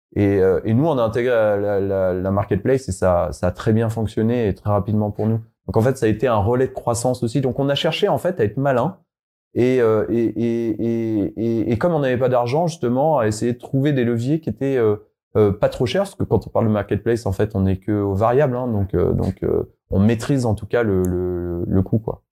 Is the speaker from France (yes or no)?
yes; Savoy, Auvergne-Rhône-Alpes, France; je suis savoyard. D'ailleurs, on en a pas parlé, mais je suis savoyard.